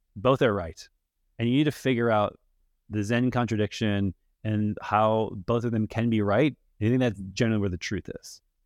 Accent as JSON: {"language": "English", "region": "Minnesota", "country": "United States", "tie": "born or raised there", "said": "I grew up in Minnesota"}